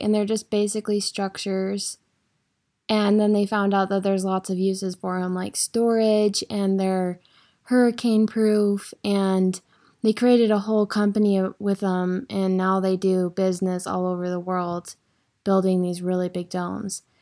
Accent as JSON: {"language": "English", "region": "Idaho", "country": "United States", "tie": "born or raised there"}